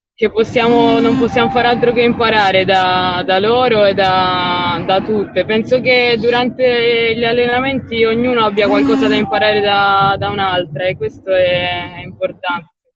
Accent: Alghero, Sardinia, Italy; moved away as an adult; now in Rome, Italy; io sono son sarda, vengo da Alghero

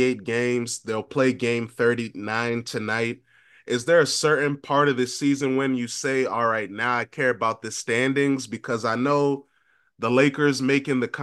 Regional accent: Northern Virginia, United States; moved away; also born or lived in Ellensburg, Washington; growing up in Northern Virginia, we didn't have the same access

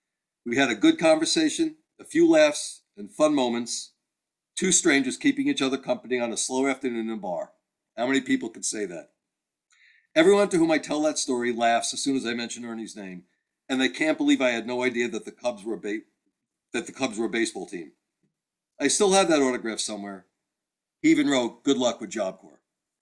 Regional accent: Texas, United States; It was the hottest baseball game I'd ever been to, and I'm from Texas, so that's saying something.

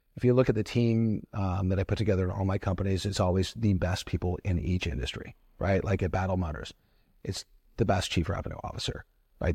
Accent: Toledo, Ohio, United States; growing up in Toledo, Ohio

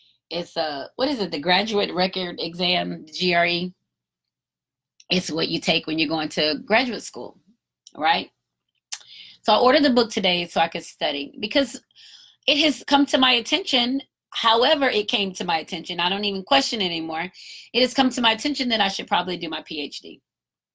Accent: United States; I'm American too

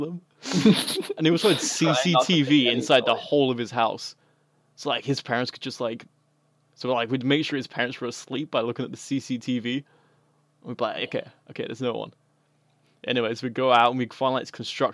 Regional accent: England, United Kingdom; now in United States; I'm originally from the UK. More specifically, and, England.

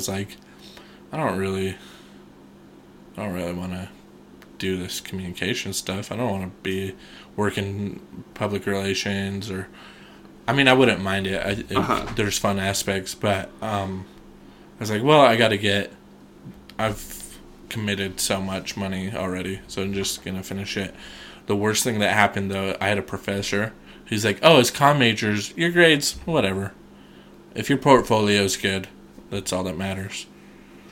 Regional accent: Shelley, Idaho, United States; I'm from Shelley

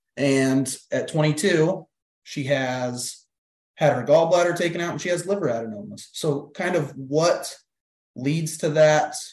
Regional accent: Iowa, United States; I'm born and raised in Iowa.

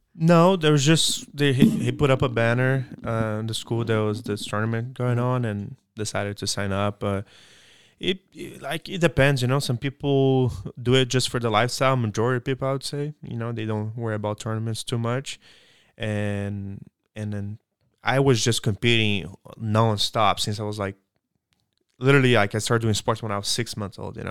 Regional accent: Belo Horizonte, Minas Gerais, Brazil; moved away as an adult; now in United States; I'm from Belo Horizonte, southeast, so, uh, state of Minas Gerais

